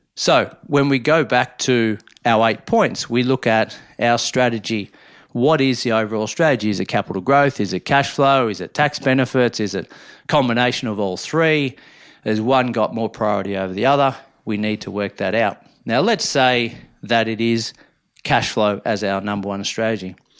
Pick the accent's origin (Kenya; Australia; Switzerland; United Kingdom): Australia; Minyip, Victoria; born or raised there; moved away